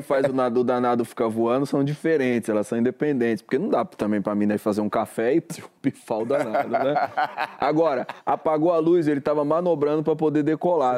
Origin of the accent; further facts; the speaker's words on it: São Paulo, Brazil; Eu sou de São Paulo